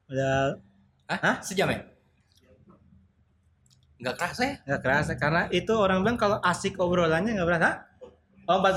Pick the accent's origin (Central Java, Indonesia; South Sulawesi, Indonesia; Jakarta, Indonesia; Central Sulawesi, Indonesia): Central Sulawesi, Indonesia; Palu; born there; saya lahir di Palu kan iya yeah.